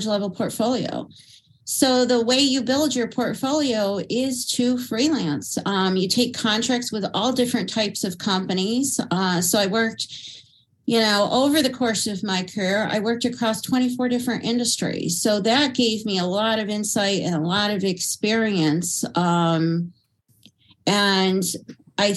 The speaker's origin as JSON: {"language": "English", "region": "upstate New York", "country": "United States", "moved": "yes", "lives_now": "Pennsylvania, United States", "said": "I hail from upstate New York"}